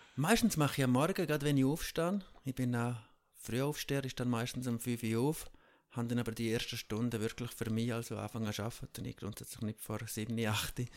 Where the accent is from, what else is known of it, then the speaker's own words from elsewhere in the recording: Tschiertschen, Graubünden, Switzerland; Ich bin ja ursprünglich in der Schweiz aufgewachsen, in Tschirtscha, in einem 250 Seelendorf